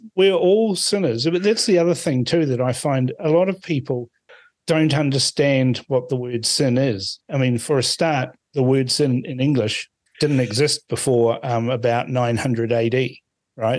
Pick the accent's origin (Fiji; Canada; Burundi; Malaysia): Fiji; Suva, Central Division; now in New Zealand; I was born in Suva